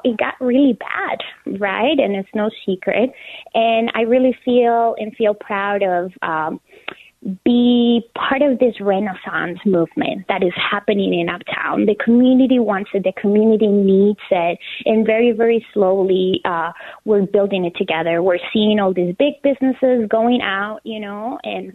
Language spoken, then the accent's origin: English; Colombia; moved away as an adult; now in United States; So I am originally from Colombia. I was born and raised there, and I moved to the United States 12 years ago